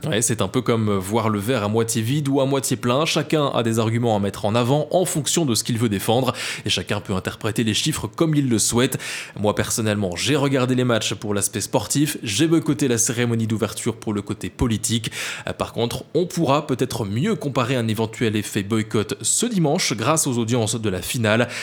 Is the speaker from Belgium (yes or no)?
yes; Belgium